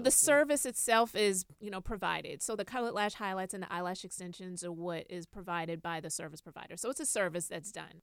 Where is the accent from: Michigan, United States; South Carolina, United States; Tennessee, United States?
South Carolina, United States; Charleston; I'm originally from Charleston, South Carolina